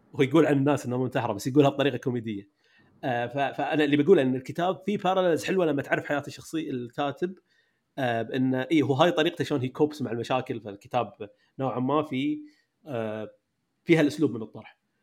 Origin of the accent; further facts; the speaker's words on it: Kuwait; أنت والقفاص وأنا كويتيين